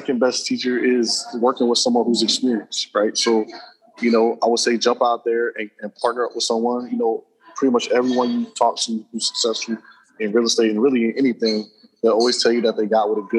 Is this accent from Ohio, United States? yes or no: yes; Cincinnati, Ohio, United States; now in Tallahassee, United States; that happens to be on my hometown